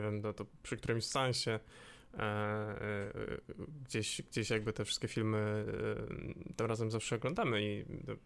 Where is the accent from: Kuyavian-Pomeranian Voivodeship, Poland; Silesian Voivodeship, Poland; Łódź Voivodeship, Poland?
Łódź Voivodeship, Poland; Łódź; jestem z Łodzi